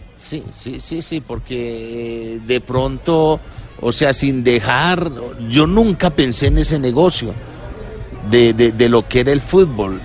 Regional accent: Colombia; como colombiano

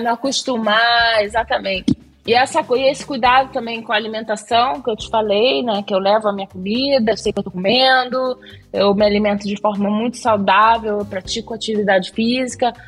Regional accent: Rio de Janeiro, Brazil; also born or lived in Méier, Rio de Janeiro; Minha primeira infância foi na Tijuca

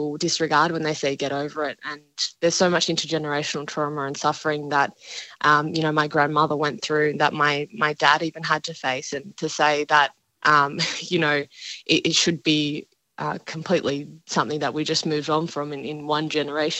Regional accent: Dharawal country south of Sydney, New South Wales, Australia; I grew up on Darawal country south of Sydney, and we didn't learn that in schools

